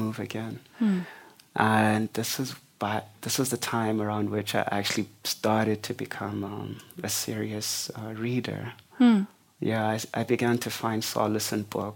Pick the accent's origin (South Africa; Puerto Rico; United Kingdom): South Africa; Mdantsane, Eastern Cape; also born or lived in East London, South Africa; I kind of grew up in what was then the biggest township in the Siskai homeland called Mdantsane